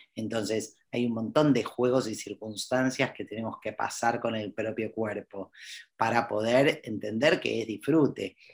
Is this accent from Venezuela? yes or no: no; Argentina; yo soy argentina